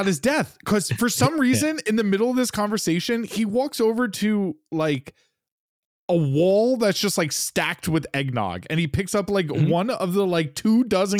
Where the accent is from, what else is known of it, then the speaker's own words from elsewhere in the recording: New York, United States; now in Los Angeles, United States; And you and I are both from like cold parts of the United States. Like I'm from New York and you're from fucking Michigan and outside of Detroit.